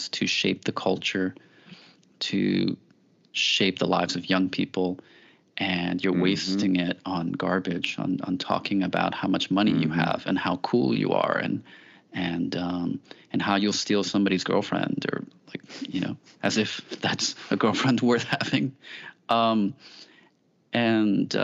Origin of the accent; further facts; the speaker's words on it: New York City, New York, United States; I grew up in the Bronx